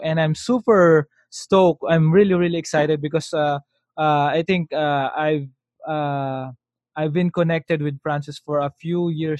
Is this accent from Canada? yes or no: no; Philippines; as a kid, as a Filipino kid